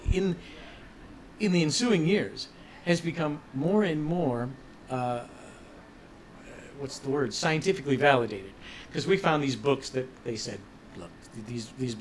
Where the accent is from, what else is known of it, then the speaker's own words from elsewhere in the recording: Ohio, United States; when we were growing up in Ohio